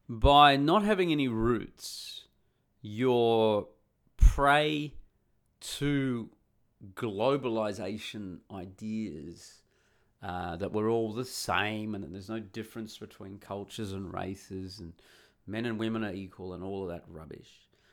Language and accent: English; Perth, Western Australia, Australia; moved away as an adult; also born or lived in Sydney / Cairns / Canada / Uganda; When I left my hometown of Perth, I moved to Sydney. I lived there for a year. I moved to Cairns in Queensland. I moved there. I lived there for a few years. I did a year in Canada.